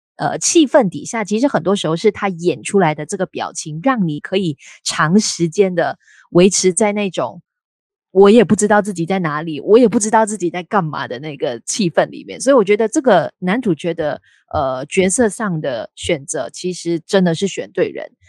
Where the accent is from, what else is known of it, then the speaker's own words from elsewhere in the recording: Malaysia; 我们都是来自马来西亚